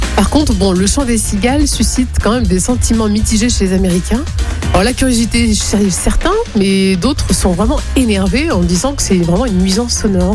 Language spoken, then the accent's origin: French; France; chez nous, en France